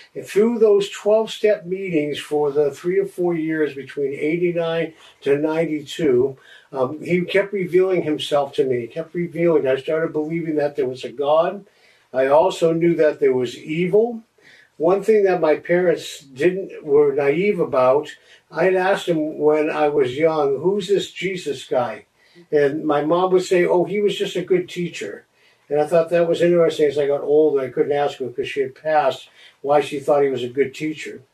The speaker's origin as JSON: {"language": "English", "town": "Los Angeles", "region": "California", "country": "United States", "tie": "born or raised there", "said": "I grew up in Los Angeles around uh, the late 60s"}